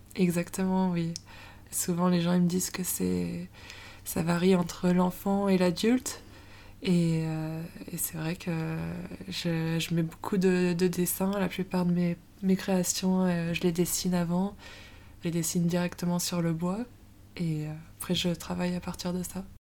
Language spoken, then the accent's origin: French; Moidieu-Détourbe, Isère, Auvergne-Rhône-Alpes, France; moved away as an adult; now in Lyon, France; Je viens de Moidieu des Tournes, un petit village euh, en Isère. Et je suis à Lyon depuis.